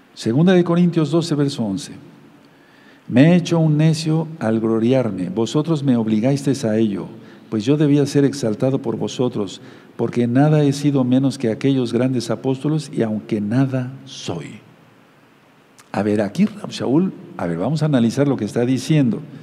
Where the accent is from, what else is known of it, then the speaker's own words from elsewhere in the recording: Mexico; como decimos aquí en México